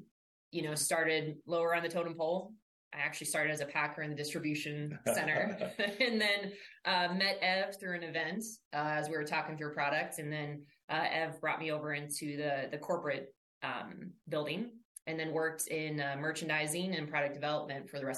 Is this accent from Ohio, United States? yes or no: yes; Columbus, Ohio, United States; moved away as an adult; Like I mentioned, I'm originally from Columbus, Ohio. Had zero experience hunting. Grew up in the suburbs. And after I graduated from Ohio State, go Bucks, right?